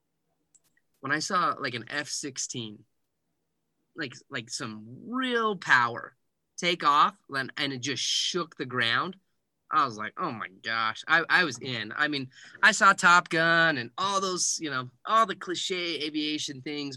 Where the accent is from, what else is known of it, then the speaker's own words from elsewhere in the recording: Heber City, Utah, United States; I am from Heber City, Utah. A small little town, more cows than people at one point